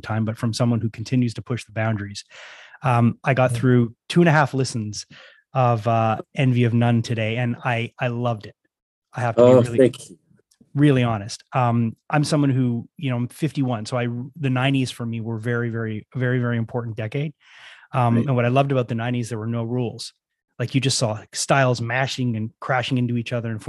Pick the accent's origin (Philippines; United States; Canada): Canada; growing up in Canada